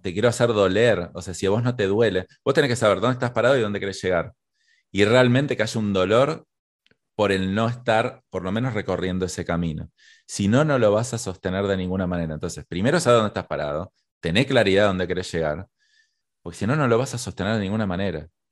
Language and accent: Spanish; Argentina; soy argentino